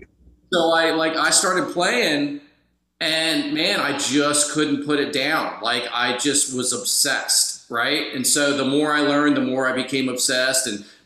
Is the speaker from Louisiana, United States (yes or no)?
no; Philadelphia, Pennsylvania, United States; now in Orlando, United States; I'm from Philadelphia originally.